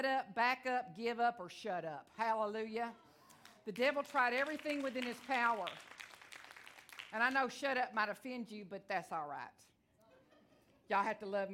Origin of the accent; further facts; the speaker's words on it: Texas, United States; I am from Texas. I talk real fast